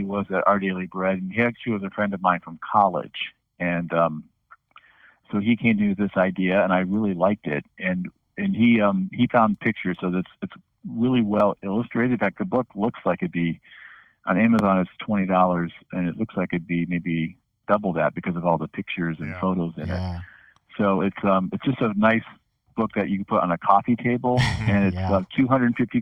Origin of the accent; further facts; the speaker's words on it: Ohio, United States; I was raised in Ohio.